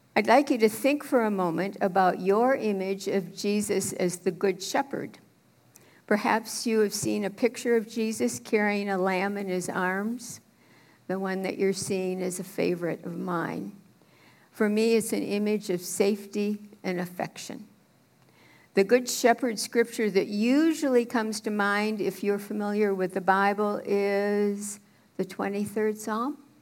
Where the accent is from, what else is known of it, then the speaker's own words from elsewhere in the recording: Minneapolis, Minnesota, United States; also born or lived in St. Paul, Minnesota / St. Louis Park, Minnesota / Thief River Falls, Minnesota / Austin, Minnesota; I grew up as a Methodist preacher's kid in Minneapolis.